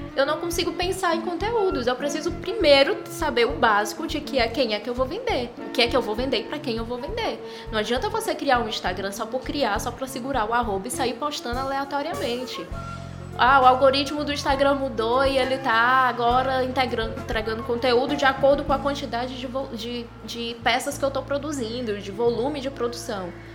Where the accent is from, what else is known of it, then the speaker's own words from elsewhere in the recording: Ceará, Brazil; a colmeia saiu só da terra aqui do Ceará, somos cearenses por natureza